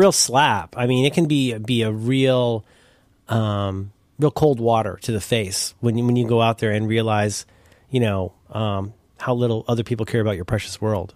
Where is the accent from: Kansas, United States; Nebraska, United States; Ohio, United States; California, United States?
Ohio, United States; I'm from Ohio